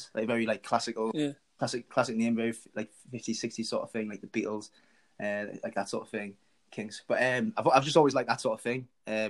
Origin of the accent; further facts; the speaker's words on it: Washington, North East England, United Kingdom; I'm from Washington, in between Sunderland and Newcastle, really.